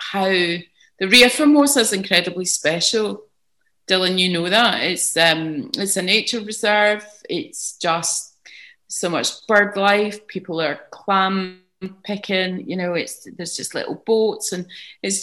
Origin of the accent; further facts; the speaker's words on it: Glasgow, Scotland, United Kingdom; moved away; also born or lived in London / Armona, Portugal; I'm from Glasgow